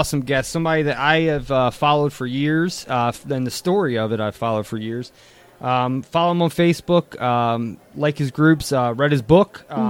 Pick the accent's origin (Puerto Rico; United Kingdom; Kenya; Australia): Puerto Rico; moved away; I'm from Puerto Rico.